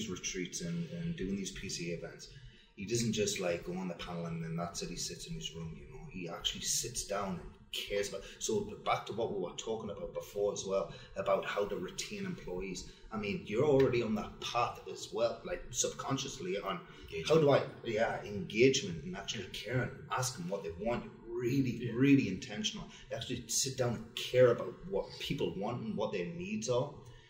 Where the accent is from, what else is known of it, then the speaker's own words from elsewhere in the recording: England, United Kingdom; now in United States; I must say that I am a passionate patriot of my hometown in England, but America is the greatest country in the world.